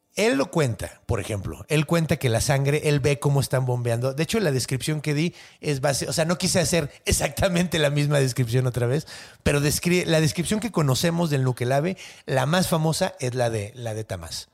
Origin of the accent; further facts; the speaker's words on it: Ciudad Juárez, Chihuahua, Mexico; yo crecí en, en Juaritos